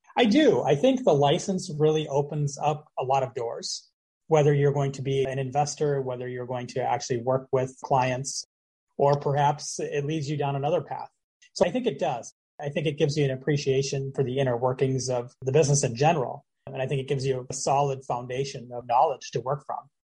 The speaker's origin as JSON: {"language": "English", "town": "Minneapolis", "region": "Minnesota", "country": "United States", "moved": "as an adult", "lives_now": "Florida, United States", "said": "I'm originally from the Twin Cities"}